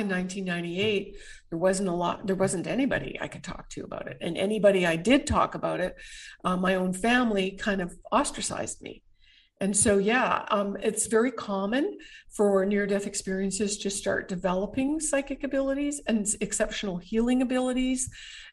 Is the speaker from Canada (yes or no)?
yes; Canada; as a Canadian